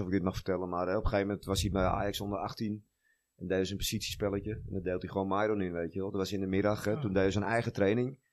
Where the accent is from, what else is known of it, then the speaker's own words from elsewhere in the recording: Amsterdam, North Holland, Netherlands; Nou, ik ben een jongetje uit Noord. Ik speelde in mijn 16e in de UV1. Ben opgegroeid in de Loenenmark bij mijn ouders en Noord.